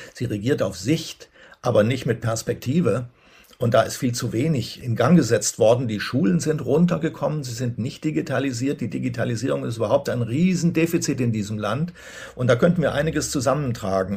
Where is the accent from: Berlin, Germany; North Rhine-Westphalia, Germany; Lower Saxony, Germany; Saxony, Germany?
Berlin, Germany; daran hat man sich als Berliner gewöhnt